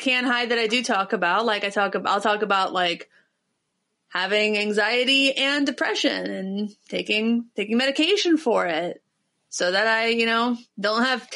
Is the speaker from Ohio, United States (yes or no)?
yes; Ohio, United States; I'm from Ohio.